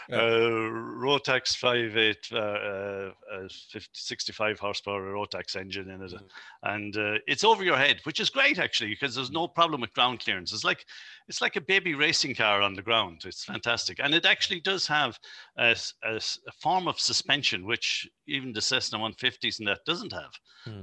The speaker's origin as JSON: {"language": "English", "town": "Carlow", "region": "County Carlow", "country": "Ireland", "moved": "yes", "said": "I'm originally from Carlow"}